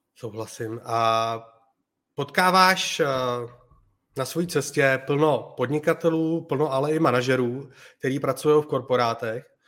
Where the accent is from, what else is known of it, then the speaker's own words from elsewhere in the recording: Czechia; moved away as an adult; now in Spain; v Čechách máme super skvělý lidi